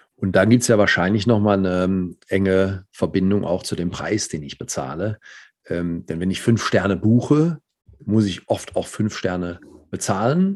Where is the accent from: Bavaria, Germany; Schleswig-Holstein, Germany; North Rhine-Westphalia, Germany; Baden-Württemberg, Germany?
North Rhine-Westphalia, Germany; Cologne; Als Kölner